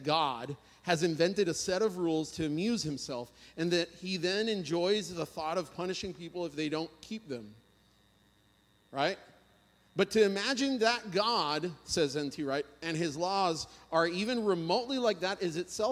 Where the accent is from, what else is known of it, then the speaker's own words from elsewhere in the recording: Puerto Rico; moved away; I'm from Puerto Rico